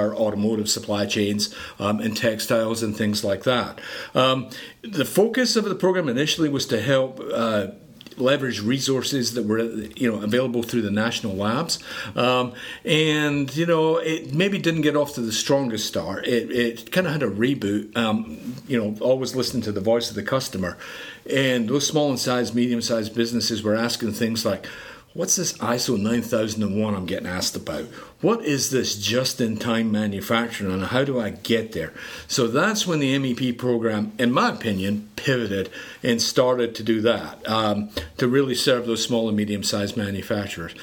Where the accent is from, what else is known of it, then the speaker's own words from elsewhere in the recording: Edinburgh, Scotland, United Kingdom; moved away as an adult; now in Greenville, United States; I was born and raised in Edinburgh, Scotland